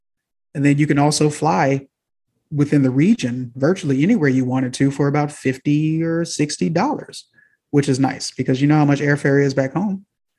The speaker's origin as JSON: {"language": "English", "region": "Southern United States", "country": "United States", "said": "So I'm a kid from the South that's not even accustomed to living at this close proximity."}